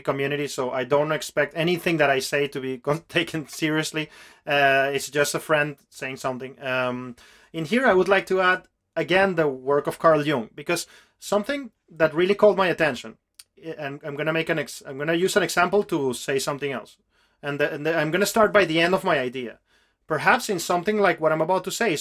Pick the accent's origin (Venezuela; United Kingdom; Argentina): Venezuela; English is a second language; I come from Venezuela, which is a country that has a very rich ancient culture still active there